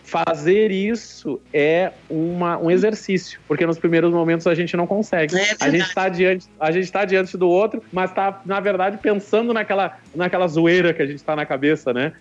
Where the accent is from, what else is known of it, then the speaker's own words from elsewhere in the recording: Rio Grande, Rio Grande do Sul, Brazil; now in Recife, Brazil; Eu me lembro da minha cidade, eu sou de Rio Grande, Rio Grande do Sul Sul. É tão longe que o vento acho que faz a curva por lá. E aí o carnaval era um. Tinha um carnaval de rua quando eu era pequeno.